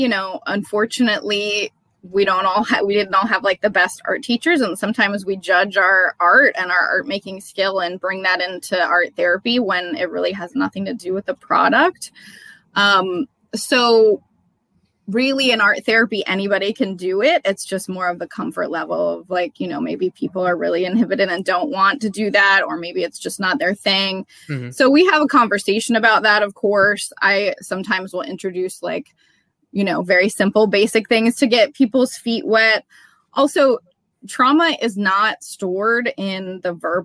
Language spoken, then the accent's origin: English; Wisconsin, United States; also born or lived in South Carolina / Arizona; now in Cleveland, United States; I'm originally from Wisconsin